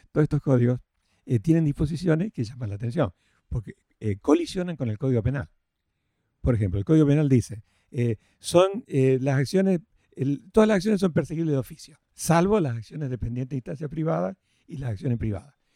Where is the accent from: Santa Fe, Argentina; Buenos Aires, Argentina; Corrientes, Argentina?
Santa Fe, Argentina; Rafaela; yo soy oriundo de Rafaela, Santa Fe